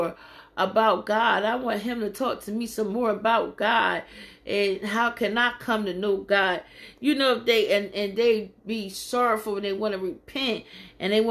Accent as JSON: {"language": "English", "town": "Philadelphia", "region": "Pennsylvania", "country": "United States", "moved": "as an adult", "said": "I come from Philadelphia, Pennsylvania. I'm a nice little ways away from home"}